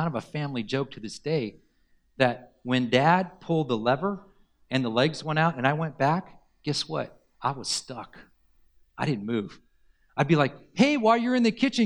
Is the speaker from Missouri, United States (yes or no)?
no; Southern California, United States; this is where I grew up is in Southern California